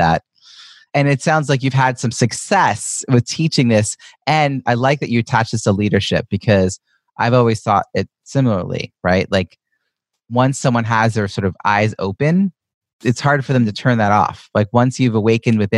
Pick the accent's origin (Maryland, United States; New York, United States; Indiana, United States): New York, United States; Long Island; moved away as an adult; now in Boston, United States; I moved to from Long Island, where I grew up, to Boston, Massachusetts, in around 2002